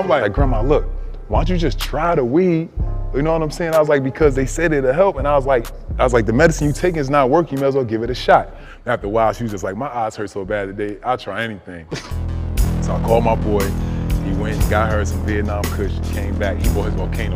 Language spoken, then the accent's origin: English; New Jersey, United States; I'm from Jersey where like, you know, growing up, anybody that smoked weed had no future